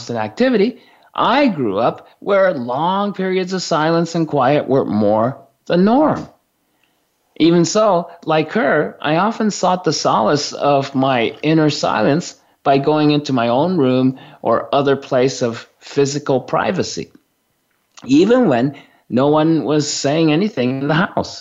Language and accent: English; Japan; I was born and raised in Japan in a small family of four of us.